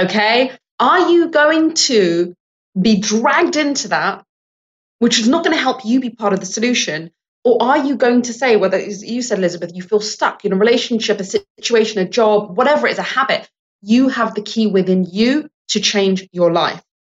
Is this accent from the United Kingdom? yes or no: yes; England, United Kingdom; now in United States; I was born in England and I'm Sri Lankan English. Now, I'm a Sri Lankan Brit American